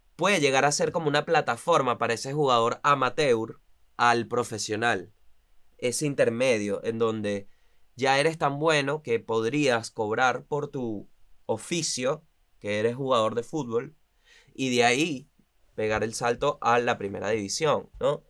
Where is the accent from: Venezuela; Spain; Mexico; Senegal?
Venezuela; La Guaira, Vargas; also born or lived in Caracas, Venezuela; now in Buenos Aires, Argentina; yo soy de La Guaira. Al final, yo soy del estado Vargas.